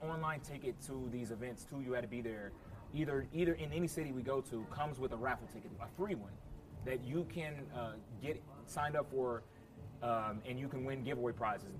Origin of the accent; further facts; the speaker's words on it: Indianapolis, Indiana, United States; moved away as an adult; also born or lived in Thailand; now in Northridge, United States; I'm, I'm from Indianapolis, Indiana, born yeah. and raised, NapTown 317